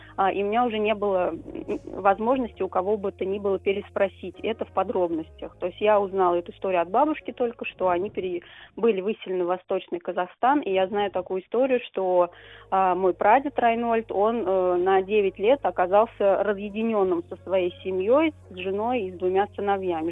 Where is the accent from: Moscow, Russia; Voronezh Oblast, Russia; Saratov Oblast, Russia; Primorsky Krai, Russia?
Saratov Oblast, Russia; я должна была вернуться в родной город